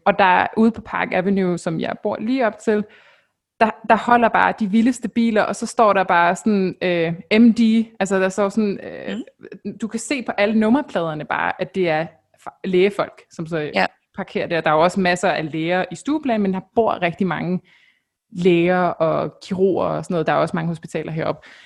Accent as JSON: {"language": "Danish", "country": "Denmark"}